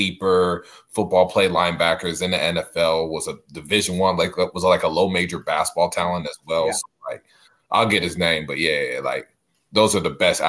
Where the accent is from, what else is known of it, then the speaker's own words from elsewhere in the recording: Tyler, Texas, United States; I'm from Tyler